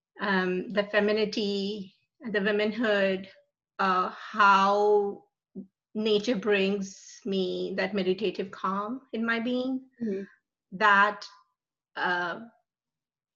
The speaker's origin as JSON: {"language": "English", "country": "India", "tie": "born or raised there", "moved": "yes", "said": "we were born and raised in India."}